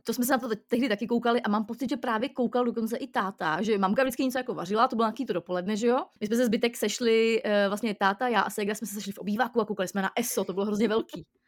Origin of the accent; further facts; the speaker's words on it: Most, Ústí nad Labem Region, Czechia; jsem z Mostu a teď jsem v Mostě